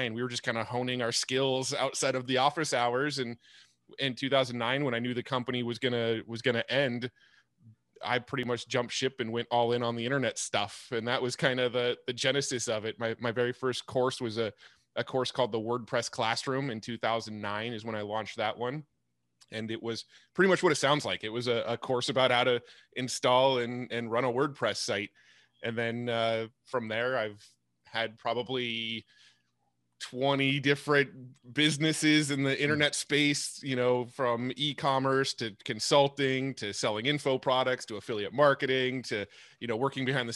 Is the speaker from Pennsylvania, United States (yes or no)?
no; San Diego, California, United States; I was born and raised in San Diego, and I'm still in San Diego